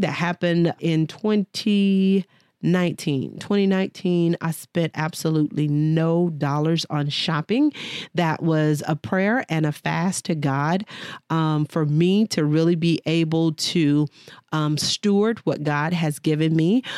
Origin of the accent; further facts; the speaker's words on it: Dallas, Texas, United States; moved away; Dallas, Texas is my home, born and raised